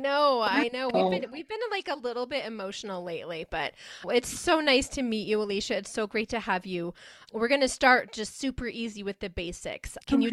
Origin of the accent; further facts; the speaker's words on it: Iowa, United States; I'm from Iowa. So, and I went to college just, I don't know, less than an hour away at this little tiny college called Wartburg College where I studied music therapy.